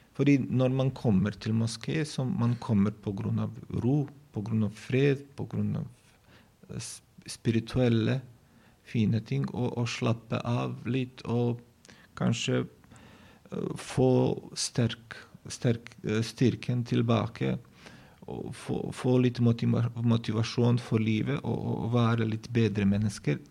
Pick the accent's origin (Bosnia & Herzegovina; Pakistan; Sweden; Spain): Bosnia & Herzegovina; Norwegian is a second language; moved away as an adult; now in Norway; jeg, vokste opp jeg, jeg ble født i Bosnia og Herzegovina, tidligere Jugoslavia